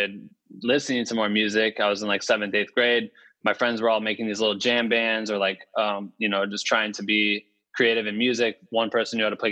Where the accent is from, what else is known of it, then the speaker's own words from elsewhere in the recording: Cedar Falls, Iowa, United States; moved away as an adult; also born or lived in Waterloo, Iowa; now in Los Angeles, United States; I'm from Cedar Falls, Iowa, originally, in Waterloo. And I went to Cedar Falls High School, University of Northern Iowa